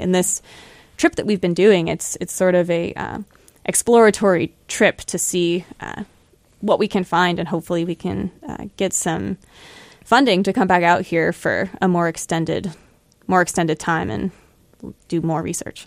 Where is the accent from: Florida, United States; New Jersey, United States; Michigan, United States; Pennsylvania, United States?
Florida, United States; moved away as an adult; also born or lived in Buffalo, New York; now in New Hampshire, United States; I grew up in Florida, And I went to grad school in Buffalo, New York, and now I'm in New Hampshire